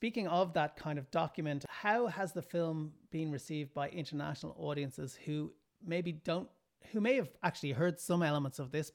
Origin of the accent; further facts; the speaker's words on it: Ireland; as an Irish person